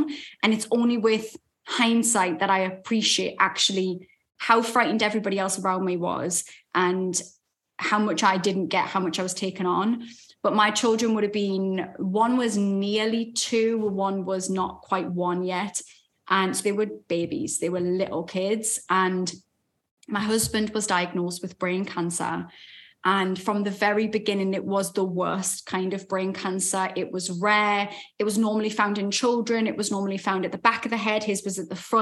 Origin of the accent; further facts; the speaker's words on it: Newcastle upon Tyne, North East England, United Kingdom; accent: Geordie; We have to exercise a little bit more with our mouths as Geordies